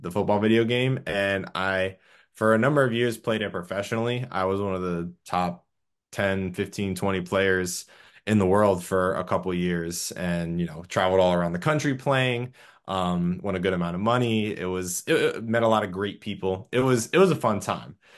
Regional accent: Clearwater, Florida, United States; now in Orlando, United States; originally from Clearwater, Florida, live in Orlando

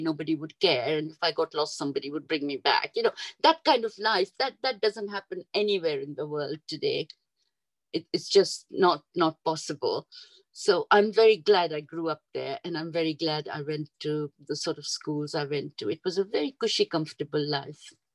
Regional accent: Kampala, Central Region, Uganda; moved away as an adult; also born or lived in Mombasa, Kenya / Jinja, Uganda; We moved from Mombasa when I was five years old and we came to Kampala. And uh, we lived in Kampala. I lived in Kampala about 10 years and then my father was transferred to Jinja.

